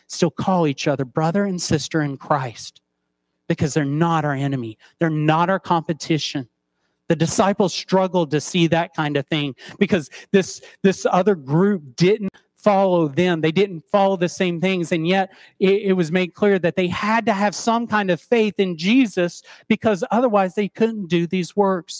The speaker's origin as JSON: {"language": "English", "region": "East Tennessee", "country": "United States", "tie": "born or raised there", "moved": "yes", "said": "I grew up in East Tennessee"}